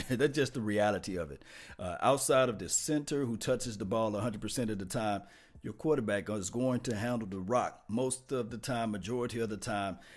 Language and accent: English; Mississippi, United States; People that's all the way down there from the dirts and the bottoms of Mississippi. That's where I'm from